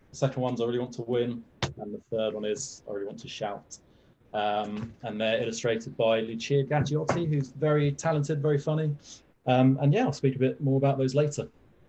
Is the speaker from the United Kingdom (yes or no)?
yes; England, United Kingdom; you might be able to tell from my strange accent that I'm not actually from America. I'm from a weird little place called England